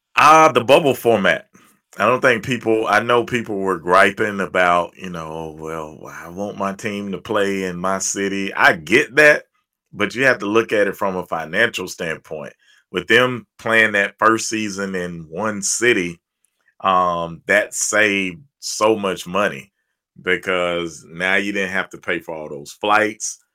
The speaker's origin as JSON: {"language": "English", "town": "Birmingham", "region": "Alabama", "country": "United States", "tie": "born or raised there", "also_born_or_lived": "Opelika, Alabama", "said": "I've been in Birmingham since fourth, maybe fifth grade. So it's Birmingham is all I know."}